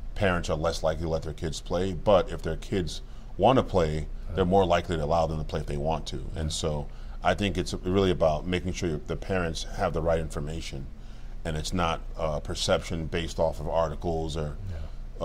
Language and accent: English; Cameroon; moved away; I was born in Cameroon, like I mm-hmm. said, Cameroon, West Africa